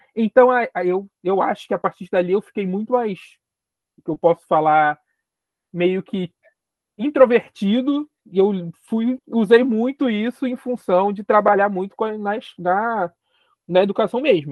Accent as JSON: {"language": "Portuguese", "region": "Rio de Janeiro", "country": "Brazil", "tie": "born or raised there", "said": "eu sou periférico da cidade do Rio de Janeiro, então sou carioca, carioca de nascença, moro na periferia do Rio de Janeiro"}